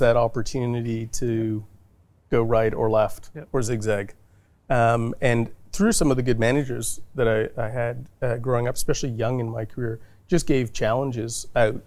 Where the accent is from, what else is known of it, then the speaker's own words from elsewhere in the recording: Thunder Bay, Ontario, Canada; moved away as an adult; now in Australia; where I grew up in Thunder Bay was a completely hockey mad mm. uh, city